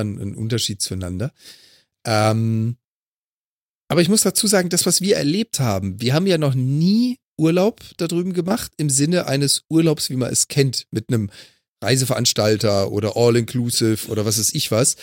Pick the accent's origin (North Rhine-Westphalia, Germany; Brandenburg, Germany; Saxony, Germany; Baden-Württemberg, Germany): Baden-Württemberg, Germany; Freiburg; now in Hamburg, Germany; als gebürtiger Freiburger